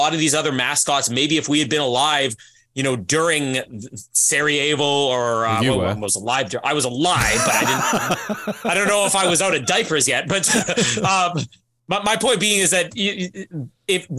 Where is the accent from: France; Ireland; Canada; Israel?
Canada; me being Canadian